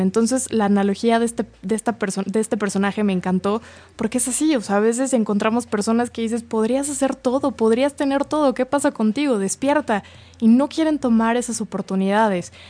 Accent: Mexico; como mexicanos

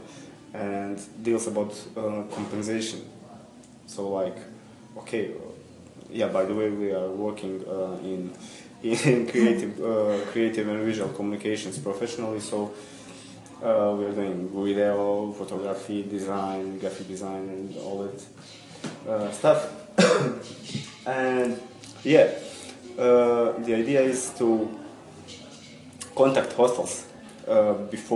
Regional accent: Bosnia & Herzegovina; I'm from Bosnia

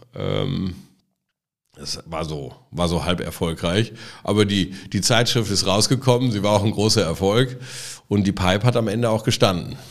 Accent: Halver, North Rhine-Westphalia, Germany; moved away as an adult; also born or lived in Frankfurt / London / Spain; now in Cologne, Germany; wir sind gemeinsam in Halver aufgewachsen

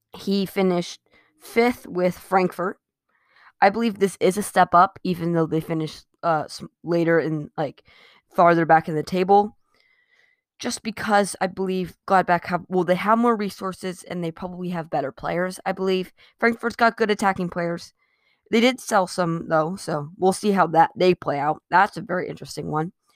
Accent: United States; I'm an American

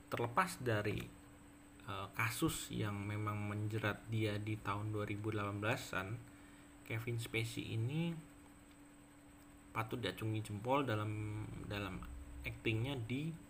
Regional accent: Yogyakarta, Special Region of Yogyakarta, Indonesia; now in West Java, Indonesia; nah kemudian saya juga karena saya dari Jogja kemudian juga pindah ke Jawa Barat sehingga kemudian saya membiasakan diri untuk bisa mengikuti uh, logat atau aksen Sunda

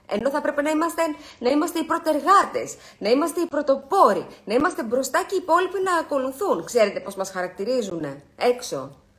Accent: Greece; εμείς που είμαστε Έλληνες

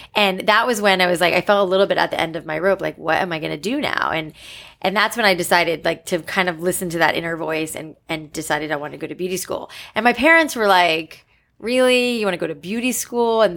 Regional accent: South Florida, United States; moved away as an adult; also born or lived in New York City / Los Angeles; I grew up in South Florida

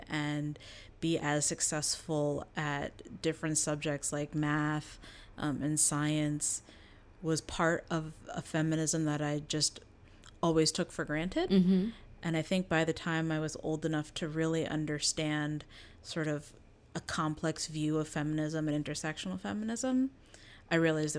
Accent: New Jersey, United States; now in Brooklyn, United States; I am from New Jersey.

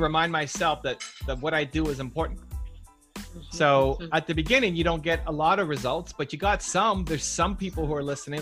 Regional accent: Canada; I'm from Canada

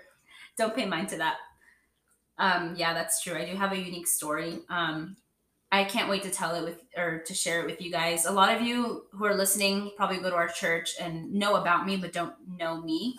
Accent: Mexico; first language Spanish; English is a second language; So fun fact, I'm Mexican and I speak Spanish. That was my first language growing up.

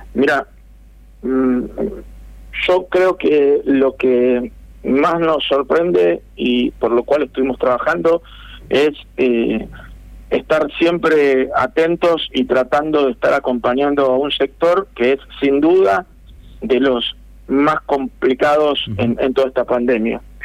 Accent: Buenos Aires, Argentina; moved away; also born or lived in interior of Argentina; Yo soy oriundo de Capital Federal

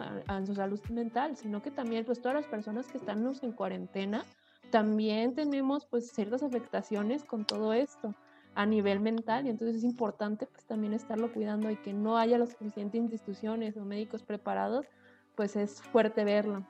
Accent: Guadalajara, Jalisco, Mexico; Yo soy de Guadalajara

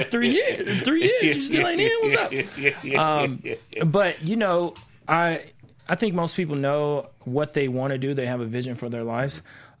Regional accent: Kansas City, Missouri, United States; Kansas City, Missouri.

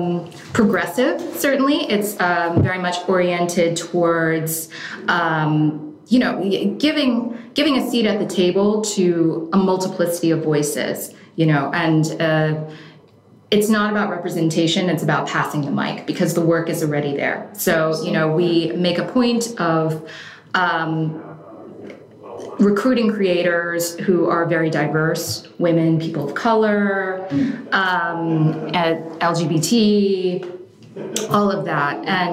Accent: New York, United States; also born or lived in Oregon; We were in Oregon for 5 years. I'm originally from New York.

